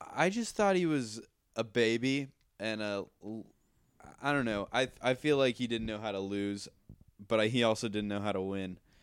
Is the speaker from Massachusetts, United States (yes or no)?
yes; outside of Boston, Massachusetts, United States; now in Nashville, United States; I'm originally from, uh, outside of Boston, but I live in Nashville